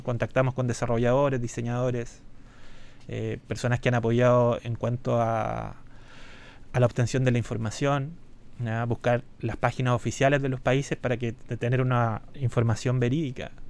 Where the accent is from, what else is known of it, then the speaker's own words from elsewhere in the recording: Chillán, Ñuble, Chile; also born or lived in Santiago; Yo soy de Chillán.